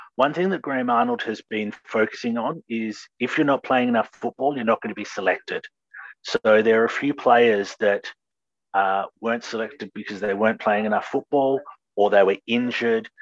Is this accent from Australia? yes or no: yes; Australia; as an Australian